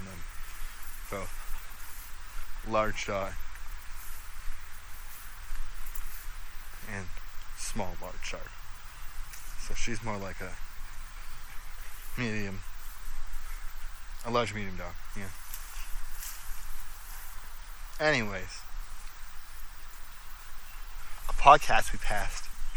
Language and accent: English; Brampton, Ontario, Canada; also born or lived in Georgetown; My studio is still in Brampton, even though I was born in Brampton. Sometimes I feel like my heart's in Brampton.